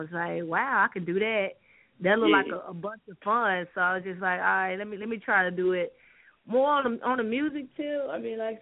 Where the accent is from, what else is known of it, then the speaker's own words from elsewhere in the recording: Dallas, Texas, United States; I'm from Dallas, Texas, representing Texas